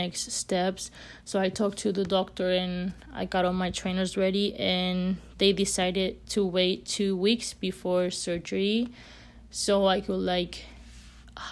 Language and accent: English; Spain; moved away as an adult; I'm from Spain, so my parents obviously were not here